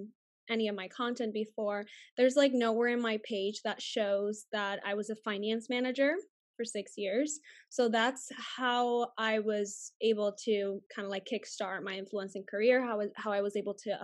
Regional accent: Puerto Rico; first language Spanish; English is a second language; moved away as an adult; also born or lived in Arizona / Los Angeles / Dallas; My first language is Spanish. I grew up speaking Spanish with my family and everyone at school back home, but we have like regular cable TV in Puerto Rico

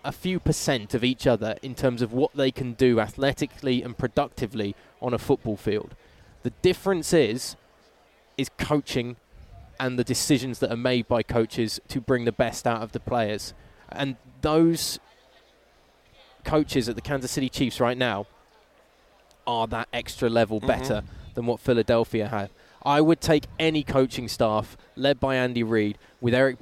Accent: England, United Kingdom; as an English person

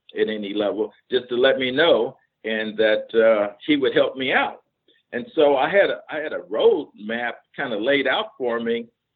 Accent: Cleveland, Ohio, United States; moved away; I was from Cleveland, Ohio.

